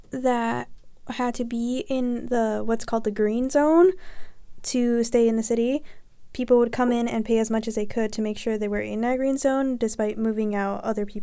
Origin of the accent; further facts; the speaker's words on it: Chicago, Illinois, United States; I am also from the Garfield Ridge area.